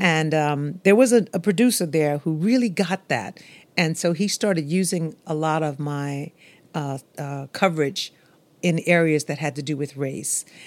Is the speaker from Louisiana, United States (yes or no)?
yes; Louisiana bayou, United States; I'm from Maryland, the bayou where that sort of thing happened